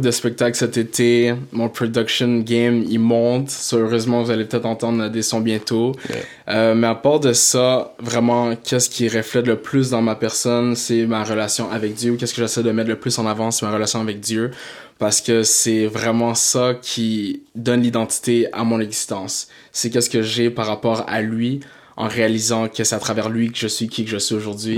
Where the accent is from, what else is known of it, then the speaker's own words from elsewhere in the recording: Blainville, Quebec, Canada; also born or lived in Montreal / Saint-Jérôme / South Shore (Montreal) / Toronto; je suis né à Montréal, d'origine euh, d'origine haïtienne. haïtienne, je suis à Montréal. Euh, j'ai grandi aussi à Blainville